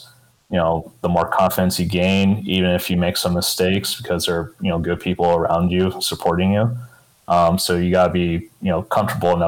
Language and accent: English; Tucson, Arizona, United States; I was born and raised in Tucson, Arizona.